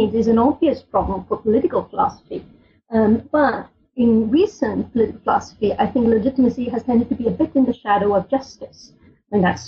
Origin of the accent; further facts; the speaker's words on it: Switzerland; I grew up in Switzerland, which is a country, for better or worse, is very proud of its democratic tradition